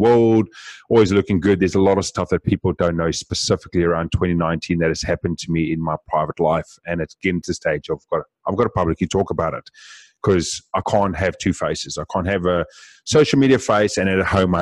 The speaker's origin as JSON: {"language": "English", "country": "South Africa", "said": "Being South African, we speak very fast as well"}